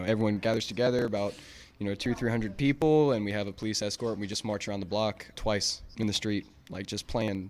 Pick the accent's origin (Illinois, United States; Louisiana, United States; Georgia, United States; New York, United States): Louisiana, United States; Baton Rouge; Baton Rouge, Louisiana, yeah.